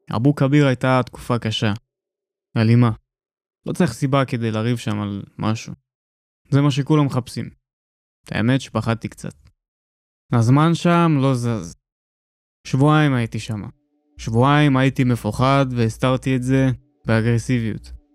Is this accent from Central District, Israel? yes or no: no; Tel Aviv, Tel Aviv District, Israel; born or raised there; first language Russian; Hebrew is a second language